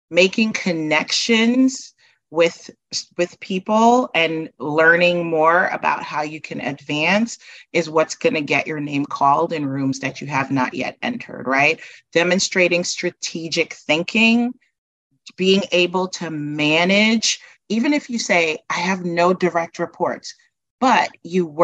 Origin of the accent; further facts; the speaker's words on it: New York City, New York, United States; moved away as an adult; also born or lived in Guyana / New Jersey; I grew up in Brooklyn. I did my undergrad at Binghamton University.